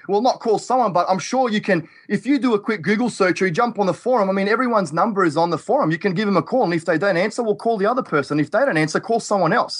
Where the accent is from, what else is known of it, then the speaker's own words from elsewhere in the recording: Australia; now in Toledo, Ohio, United States; I'm from Australia.